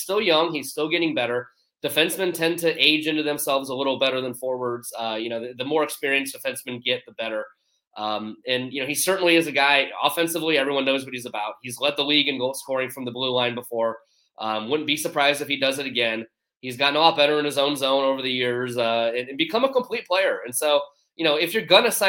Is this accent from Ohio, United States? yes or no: yes; Cleveland, Ohio, United States; now in Columbus, United States; I'm from the Cleveland area, but I live in Columbus